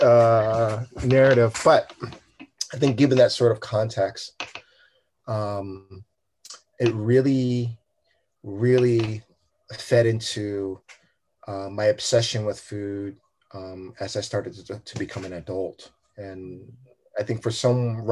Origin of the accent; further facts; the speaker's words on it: Oakland, California, United States; I'm Vietnamese American, first generation, raised in Oakland